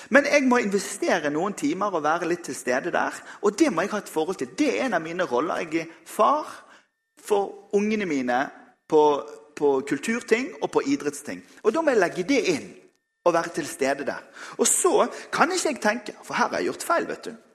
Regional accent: Bergen, Vestland, Norway; jeg er bergenser

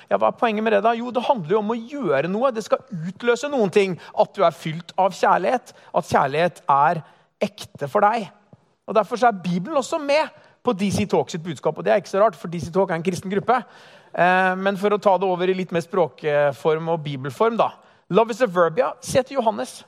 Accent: Halden, Østfold, Norway; moved away as an adult; now in Oslo, Norway; menigheten hjemme i Halden

